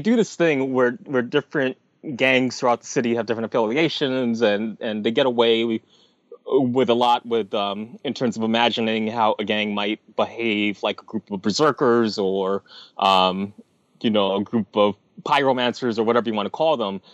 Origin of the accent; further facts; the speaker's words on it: New York City, New York, United States; As a New Yorker